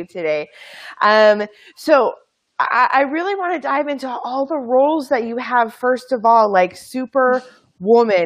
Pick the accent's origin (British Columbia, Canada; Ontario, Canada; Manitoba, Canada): Manitoba, Canada; I'm from Manitoba